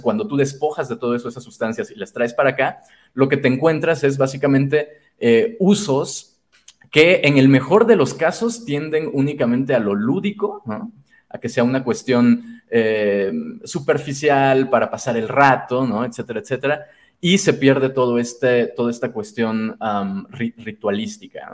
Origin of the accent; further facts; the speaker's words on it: Chiapas, Mexico; also born or lived in Mexico City; now in San Cristóbal de las Casas, Mexico; nací en Ciudad de México, pero prácticamente eh, crecí y me formé en, en, Chiapas, que es el estado sur de México